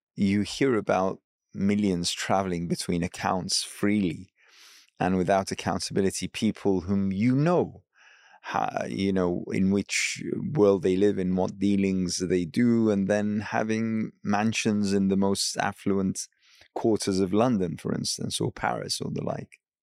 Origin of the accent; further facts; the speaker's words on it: Iraq; I hail from Iraq